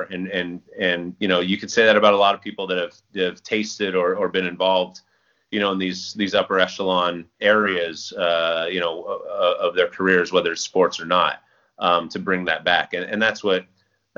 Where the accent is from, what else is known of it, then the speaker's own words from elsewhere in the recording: Central Valley, California, United States; growing up in the Central Valley